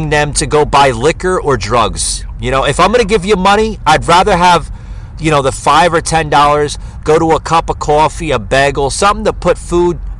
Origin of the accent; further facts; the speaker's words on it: New Jersey, United States; moved away as an adult; also born or lived in Fort Lauderdale, Florida; now in Georgia, United States; I grew up in New Jersey and spent a lot of my time in uh, Lower Manhattan before I moved down. Uh, you know, eventually I lived in Florida for like uh, about 14 years down in uh, Fort Lauderdale area, Miami, and then I moved here to Georgia about th- uh, three years ago.